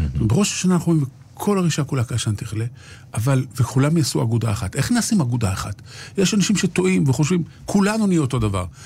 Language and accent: Hebrew; Jerusalem, Jerusalem District, Israel; כשאני הייתי ילד בשכונת קריית משה בירושלים